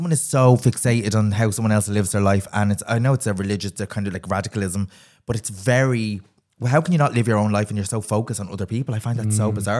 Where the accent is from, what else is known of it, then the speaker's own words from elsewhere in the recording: Dublin, Leinster, Ireland; I'm from Ringsend, and I always joke, I'm like, I'm the Ringsend Rose.